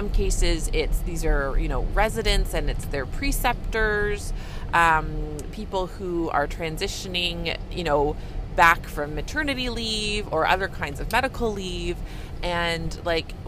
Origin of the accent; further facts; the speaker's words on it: Canada; I'm a Canadian family physician